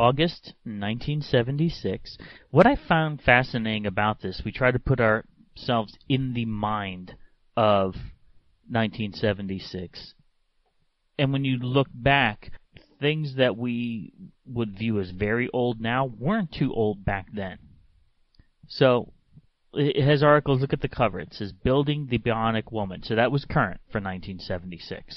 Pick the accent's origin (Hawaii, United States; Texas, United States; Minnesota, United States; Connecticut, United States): Connecticut, United States; Hamden; I grew up in Hamden, Connecticut